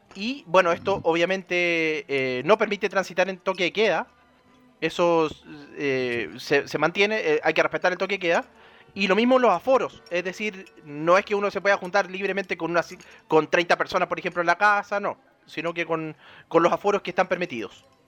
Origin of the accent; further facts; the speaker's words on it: Chile; como chilenos